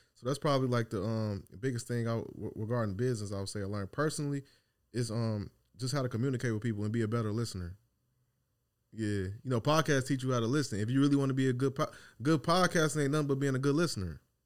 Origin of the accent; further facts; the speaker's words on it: Chicago, Illinois, United States; now in Dallas, United States; I'm from Chicago